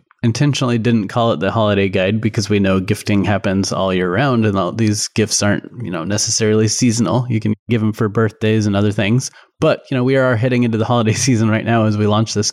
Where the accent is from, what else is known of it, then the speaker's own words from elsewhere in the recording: Colorado, United States; moved away; I grew up in Colorado, super sunny all the time.